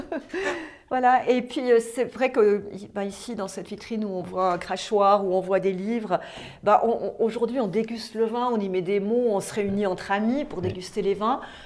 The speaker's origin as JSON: {"language": "French", "town": "Sierre", "region": "Valais", "country": "Switzerland", "tie": "born or raised there", "also_born_or_lived": "Sion / Lausanne", "said": "je suis née à Sierre et j'ai grandi à Sierre"}